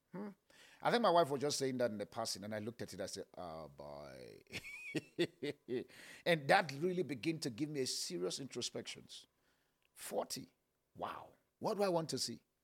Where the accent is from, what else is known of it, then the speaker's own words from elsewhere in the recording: Kaduna, Kaduna State, Nigeria; I was born in Kaduna Barrack.